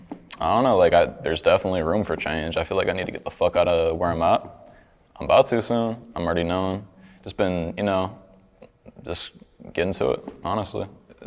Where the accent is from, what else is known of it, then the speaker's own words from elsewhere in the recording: Oklahoma, United States; Because I'm originally from Oklahoma.